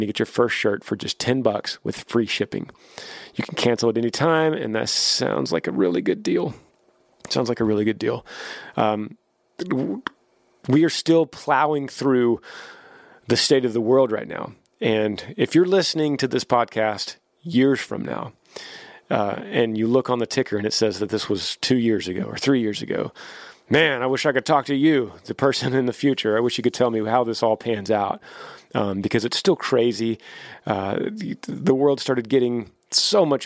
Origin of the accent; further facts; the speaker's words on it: Texas, United States; also born or lived in Nashville; I'm from Texas